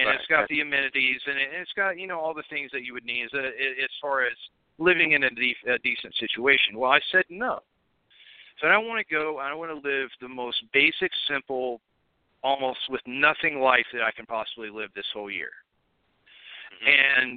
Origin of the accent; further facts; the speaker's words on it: Chattanooga, Tennessee, United States; moved away as an adult; also born or lived in Portland, Oregon; I'm originally from Chattanooga, Tennessee